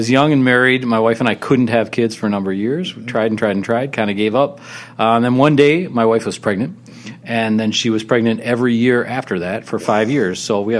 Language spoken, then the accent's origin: English; St. Paul, Minnesota, United States; I grew up in St. Paul, right in Highland Park.